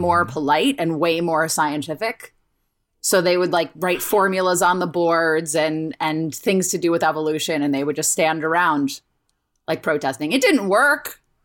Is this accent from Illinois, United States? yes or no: no; Cincinnati, Ohio, United States; Cincinnati, Ohio